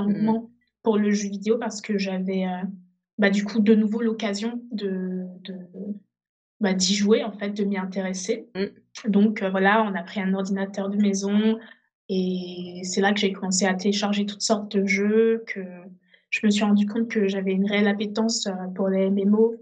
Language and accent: French; Benin; also born or lived in Togo; now in France; je suis née au Togo. Euh, très très rapidement, avec ma famille, on est parti au Bénin